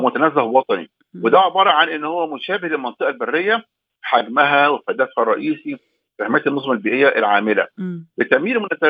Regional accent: Egypt; عندنا في مصر

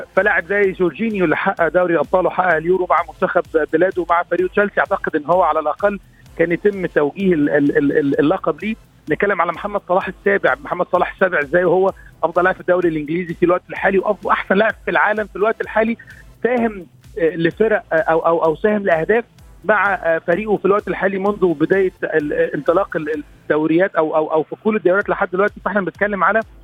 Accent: Egypt; كوني مصري

